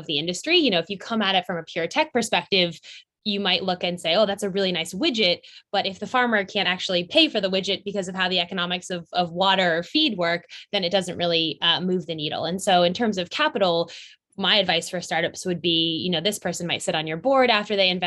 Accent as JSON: {"language": "English", "area": "Silicon Valley", "region": "California", "country": "United States", "tie": "born or raised there", "said": "I was born in Silicon Valley"}